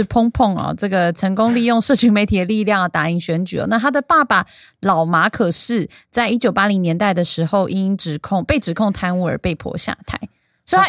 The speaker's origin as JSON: {"language": "Chinese", "country": "Taiwan", "said": "我台湾人还是比较 nice"}